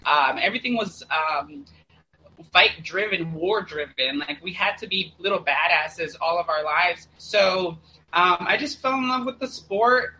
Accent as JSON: {"language": "English", "town": "St. Petersburg", "region": "Florida", "country": "United States", "said": "I'm from St. Petersburg, Florida"}